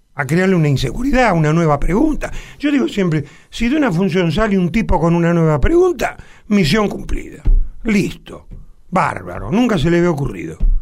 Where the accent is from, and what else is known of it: Argentina